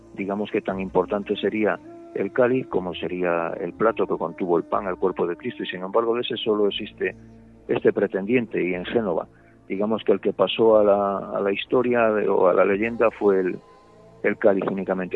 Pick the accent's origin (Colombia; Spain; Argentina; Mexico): Spain; León, Castile and León; yo soy de León y conozco bien el tema, toda la vida